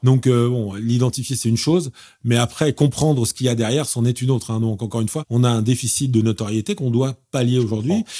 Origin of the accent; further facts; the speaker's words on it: Paris, Île-de-France, France; je suis parisien, né à Paris